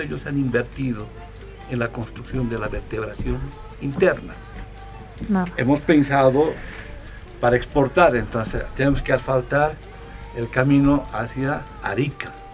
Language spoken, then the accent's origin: Spanish; Bolivia